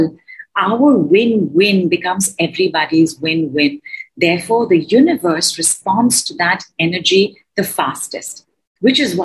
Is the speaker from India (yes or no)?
yes; India; I am from India